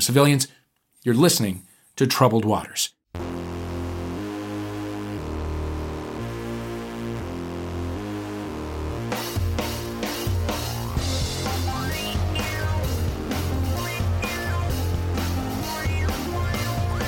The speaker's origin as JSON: {"language": "English", "town": "St. Louis", "region": "Missouri", "country": "United States", "tie": "born or raised there", "moved": "yes", "said": "my hometown of St. Louis"}